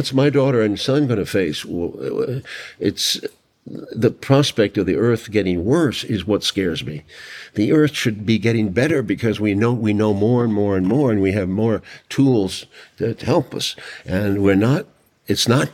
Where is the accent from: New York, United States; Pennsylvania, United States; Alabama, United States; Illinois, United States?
New York, United States; New York City; I was raised that way in New York City by my father